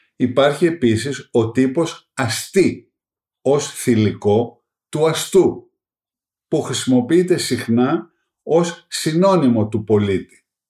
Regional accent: Greece; ως Έλληνες

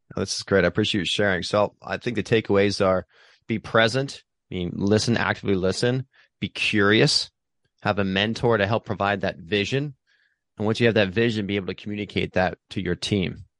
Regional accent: Pennsylvania, United States; now in Hermosa Beach, United States; I'm from Pennsylvania

